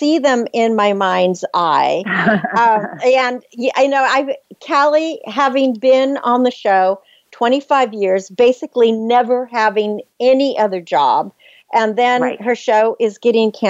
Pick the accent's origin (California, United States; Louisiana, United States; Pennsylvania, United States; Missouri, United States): California, United States; Napa Valley; growing up here growing up in Napa Valley and living in the Bay Area